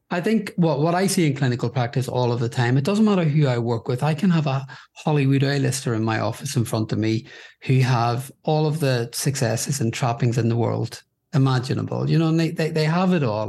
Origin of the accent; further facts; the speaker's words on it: Belfast, Northern Ireland, United Kingdom; now in London, United Kingdom; I grew up in Belfast in Northern Ireland during a period known as the Trouble